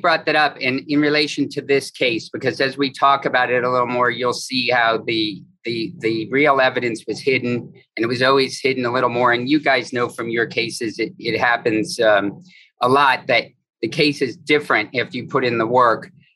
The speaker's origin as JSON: {"language": "English", "town": "Fort Lauderdale", "region": "Florida", "country": "United States", "said": "I'm from Fort Lauderdale"}